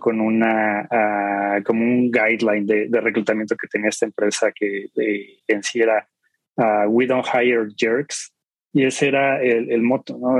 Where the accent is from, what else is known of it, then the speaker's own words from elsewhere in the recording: Mexico City, Mexico; soy de aquí de la Ciudad de México